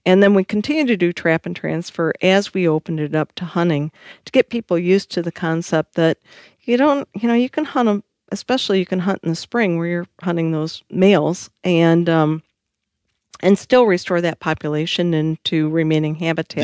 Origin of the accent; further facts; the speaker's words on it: Michigan, United States; I am from Michigan